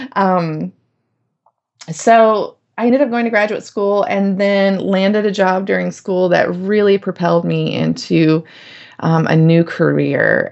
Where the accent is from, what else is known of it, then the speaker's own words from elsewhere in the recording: Winston-Salem, North Carolina, United States; I grew up in North Carolina, in Winston-Salem